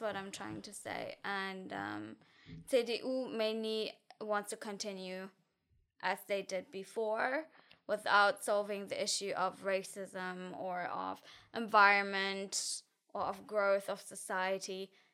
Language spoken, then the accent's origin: English; near Frankfurt, Hesse, Germany; English is a second language; moved away as an adult; now in Tilburg, Netherlands; I grew up in F, near Frankfurt